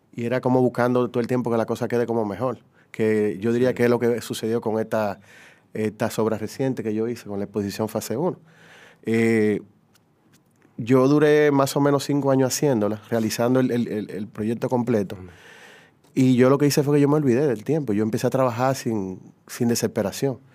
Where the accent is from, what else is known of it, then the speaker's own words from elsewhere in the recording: Dominican Republic; Yo soy dominicano